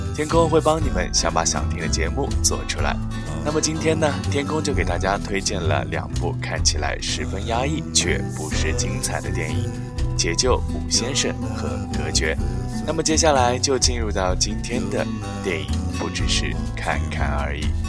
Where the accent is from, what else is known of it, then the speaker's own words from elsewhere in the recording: China; 我们中国人